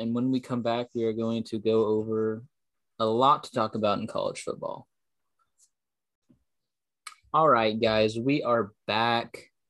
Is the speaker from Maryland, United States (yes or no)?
no; Oklahoma, United States; obviously, we're from Oklahoma.